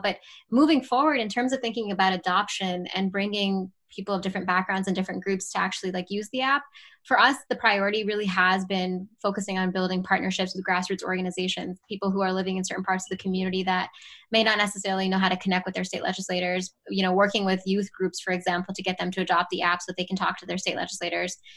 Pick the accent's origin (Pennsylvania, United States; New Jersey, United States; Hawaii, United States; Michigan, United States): Pennsylvania, United States; Pittsburgh; also born or lived in Baltimore, Maryland; I was born in Baltimore, Maryland, and I grew up in the Pittsburgh area and went through K through 12